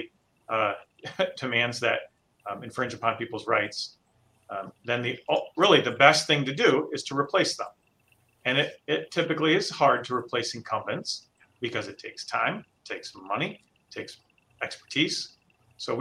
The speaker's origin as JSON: {"language": "English", "town": "Hudsonville", "region": "Michigan", "country": "United States", "tie": "born or raised there", "said": "grew up in Hudsonville."}